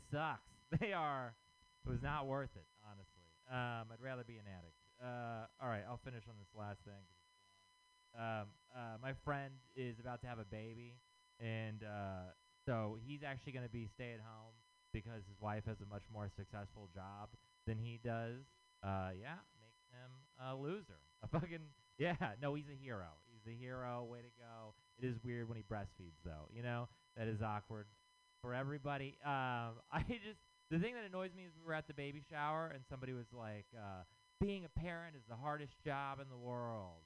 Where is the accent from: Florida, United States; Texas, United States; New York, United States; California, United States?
Texas, United States; moved away; I'm from Texas